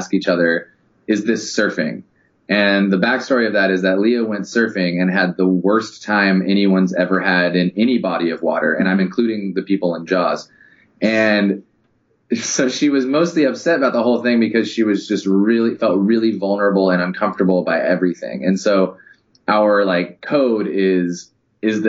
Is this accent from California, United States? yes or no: yes; California, United States; growing up in California